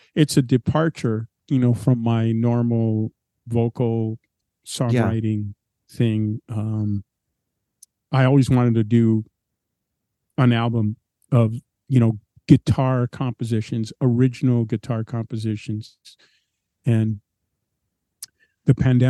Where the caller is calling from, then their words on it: Maryland, United States; I'm in my home in Maryland now.